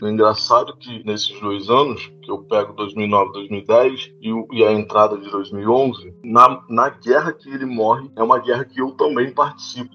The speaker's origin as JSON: {"language": "Portuguese", "region": "Rio de Janeiro", "country": "Brazil", "tie": "born or raised there", "said": "sou cria do Complexo do Alemão, nasci, cresci por ali, na, numa área que é chamada de, de Fazendinha"}